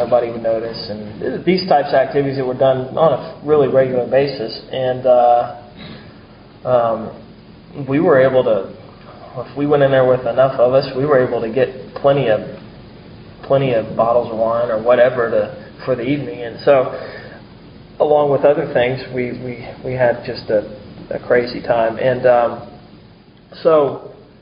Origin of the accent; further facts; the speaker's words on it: Mount Pleasant, South Carolina, United States; also born or lived in Charleston; I'm from Charleston, but grew up in Mount Pleasant, spent a lot of time downtown in Charleston too